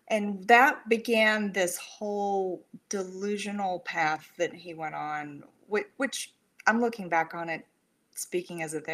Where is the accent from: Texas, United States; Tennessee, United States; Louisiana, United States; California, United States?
Texas, United States; San Antonio; born there; I was born in Brooke Army. It used to be Brooke Army Medical now it's you know the Burn Center in San Antonio.